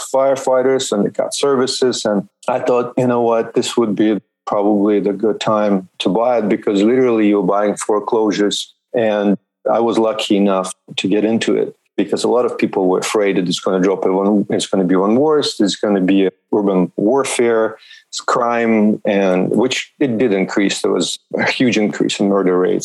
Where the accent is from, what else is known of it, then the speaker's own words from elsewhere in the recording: suburb of Moscow, Moscow Oblast, Russia; moved away as an adult; now in United States; born in Soviet Union in Russia and grew up in a suburb of Moscow in a communal apartment